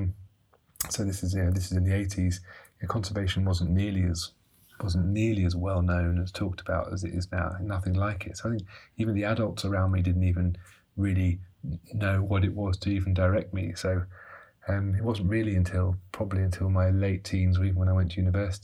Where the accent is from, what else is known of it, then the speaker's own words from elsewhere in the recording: London, United Kingdom; we grew up in London